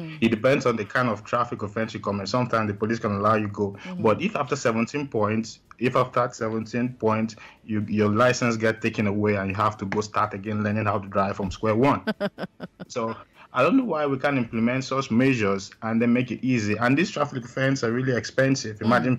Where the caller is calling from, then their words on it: Graz, Styria, Austria; Yeah, I'm currently calling from Austria, Graz.